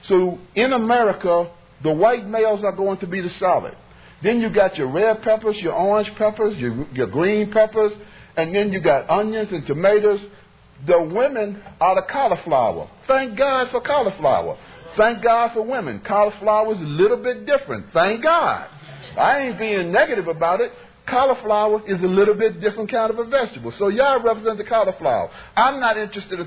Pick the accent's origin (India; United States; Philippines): United States; Bedford, Virginia; I grew up in Virginia when I would go to a bathroom that said colored